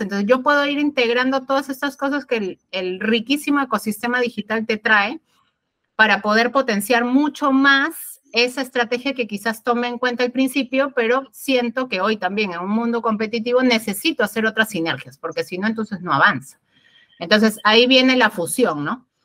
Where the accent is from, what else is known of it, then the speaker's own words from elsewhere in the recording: Peru; de Perú